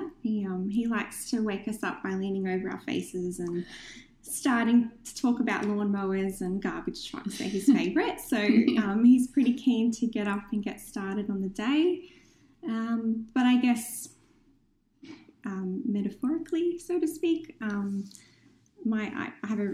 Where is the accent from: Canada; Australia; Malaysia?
Australia; Newcastle, New South Wales; So I was born in Newcastle. I've lived here for most of my life. So I'm very passionate about Newcastle and being a Novocastrian